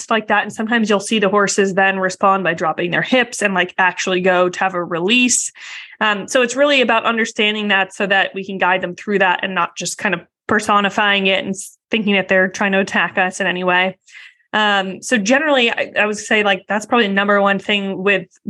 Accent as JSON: {"language": "English", "area": "outside of Boston", "region": "Massachusetts", "country": "United States", "tie": "born or raised there", "said": "I grew up outside of Boston"}